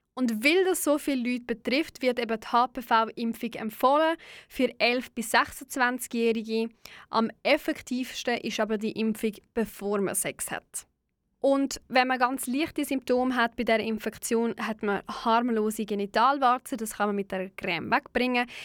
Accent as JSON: {"language": "German", "country": "Switzerland", "said": "bei uns in der Schweiz"}